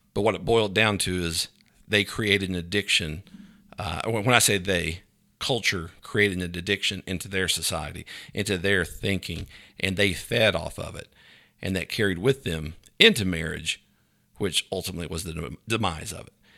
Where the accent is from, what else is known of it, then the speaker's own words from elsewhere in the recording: Grundy, Virginia, United States; I grew up in Virginia